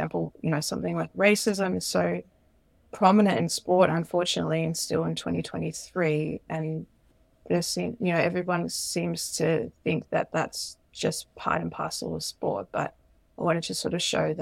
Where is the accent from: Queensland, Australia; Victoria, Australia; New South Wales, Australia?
Queensland, Australia; I grew up in Queensland